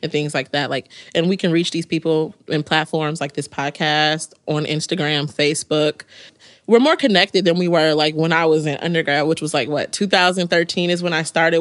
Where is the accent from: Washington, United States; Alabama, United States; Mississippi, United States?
Mississippi, United States; now in New Jersey, United States; I was from Mississippi